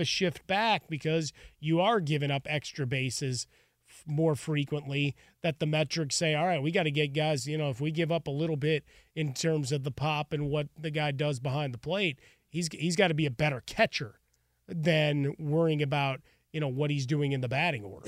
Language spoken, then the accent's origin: English; Chicago, Illinois, United States; Growing up in Chicago, you'd rush home in the, the early afternoon to watch Cubs baseball